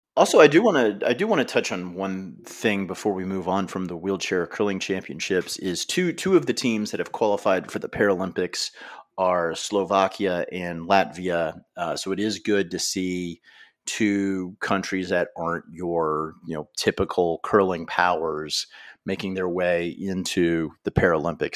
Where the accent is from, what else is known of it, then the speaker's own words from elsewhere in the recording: United States; as an American